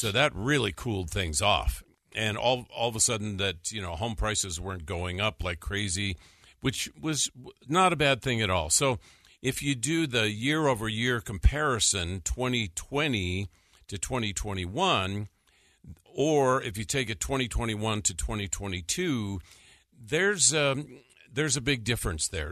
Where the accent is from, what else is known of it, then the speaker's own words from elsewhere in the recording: North Dakota, United States; moved away; when I was growing up in North Dakota